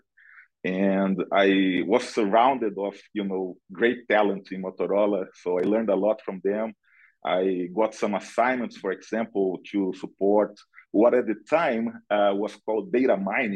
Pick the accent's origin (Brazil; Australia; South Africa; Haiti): Brazil; moved away as an adult; now in United States; I'm originally from Brazil. I live in the US for about 17 years now.